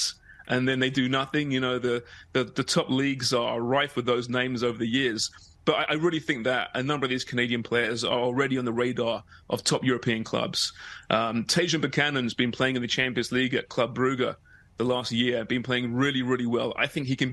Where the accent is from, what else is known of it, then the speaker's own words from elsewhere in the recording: England, United Kingdom; as an Englishman